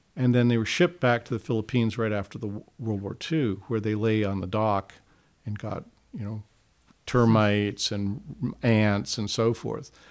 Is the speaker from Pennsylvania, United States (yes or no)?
no; Hawaii, United States; moved away; growing up in Hawaii